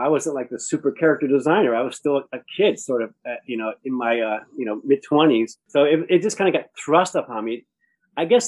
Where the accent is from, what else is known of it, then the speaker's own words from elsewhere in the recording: Rhode Island, United States; moved away; I grew up in Rhode Island